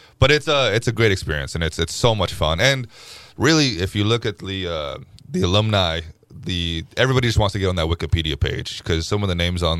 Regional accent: Oakland, California, United States; I was born in Oakland

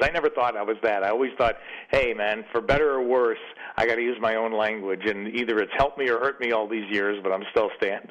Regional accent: Chicago, Illinois, United States; growing up in Chicago in a poor neighborhood

